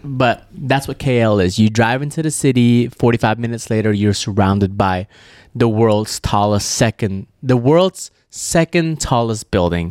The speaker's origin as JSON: {"language": "English", "country": "Malaysia", "tie": "born or raised there", "moved": "yes", "said": "my home country of Malaysia"}